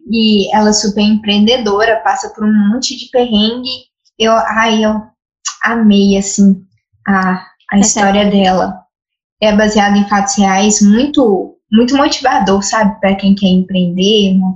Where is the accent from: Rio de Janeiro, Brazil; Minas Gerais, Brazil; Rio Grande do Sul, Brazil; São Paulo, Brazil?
Minas Gerais, Brazil; also born or lived in Belo Horizonte area; nós somos de Minas.